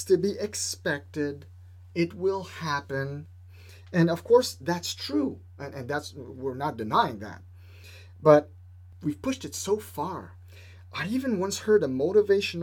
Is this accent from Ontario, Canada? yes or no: no; Quebec, Canada; I'm from Quebec